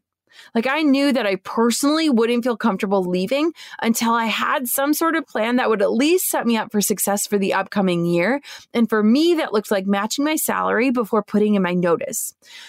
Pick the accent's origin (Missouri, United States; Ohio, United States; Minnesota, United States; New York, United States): Minnesota, United States; I was over 6 hours away from my hometown in Minnesota.